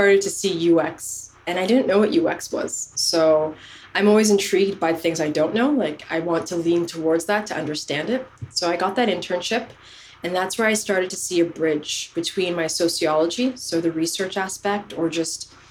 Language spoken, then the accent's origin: English; Canada; moved away as an adult; also born or lived in Somalia; now in France; I was born in Somalia. I was raised in Canada and I've been living in France for about 10 years now.